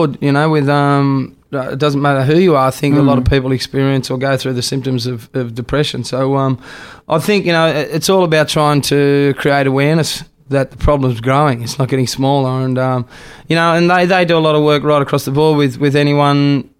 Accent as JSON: {"language": "English", "country": "Australia", "said": "I'm Australian"}